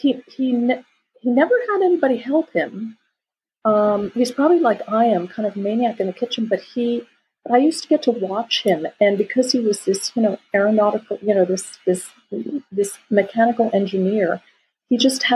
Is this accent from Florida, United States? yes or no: yes; Florida, United States; moved away as an adult; now in France; I grew up on the ocean. I grew up on the Atlantic Ocean. So, and I grew up actually on the Indian River